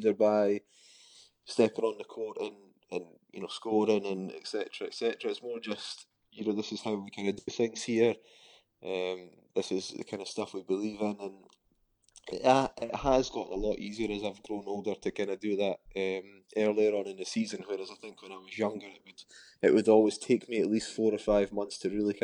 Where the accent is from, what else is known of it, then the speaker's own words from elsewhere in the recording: Scotland, United Kingdom; you're a Scottish player